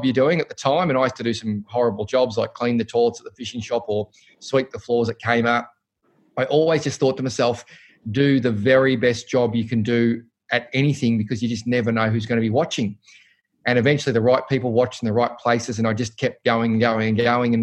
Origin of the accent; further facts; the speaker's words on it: Cranbourne, Victoria, Australia; we grew up in Cranbourne, St Agatha's, and went to St Francis Xavier